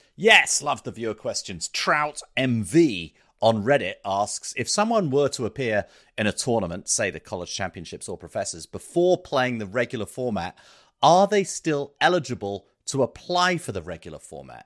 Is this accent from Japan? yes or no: no; South East England, United Kingdom; moved away; being English educated, having grown up in the southeast of England